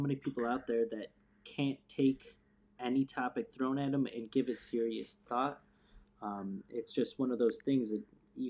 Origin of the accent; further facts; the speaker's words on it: North Chicagoland area, Illinois, United States; moved away as an adult; also born or lived in Phoenix, Arizona / Seattle, Washington; I'm originally from the North Chicagoland area